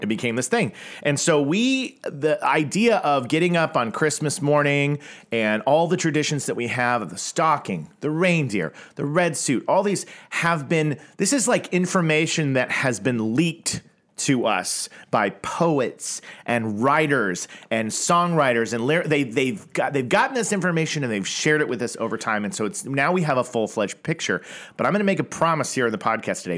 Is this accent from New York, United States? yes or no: no; Tulsa, Oklahoma, United States; I grew up in Tulsa, Oklahoma